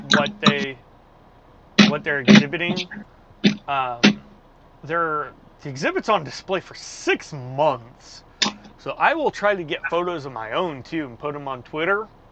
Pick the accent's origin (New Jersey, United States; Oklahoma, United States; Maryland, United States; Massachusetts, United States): Oklahoma, United States; Tulsa; American Airlines has a huge maintenance base in Tulsa, where I'm from